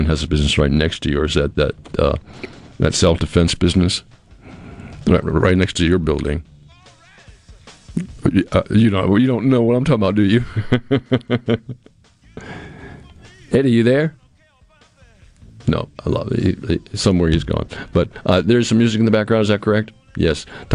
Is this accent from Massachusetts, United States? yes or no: yes; Cape Cod, Massachusetts, United States; moved away; I grew up on Cape Cod, so I have an idea of what cold is like